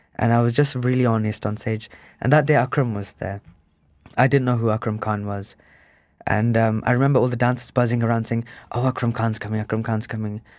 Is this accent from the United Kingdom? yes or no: yes; Birmingham, West Midlands, United Kingdom; also born or lived in India; I was brought up in Sparkbrook as well, which is the most uninspiring place on earth. It's the most grey